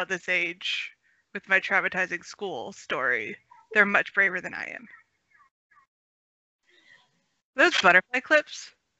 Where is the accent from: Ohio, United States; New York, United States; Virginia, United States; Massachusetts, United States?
Ohio, United States; I was born in Ohio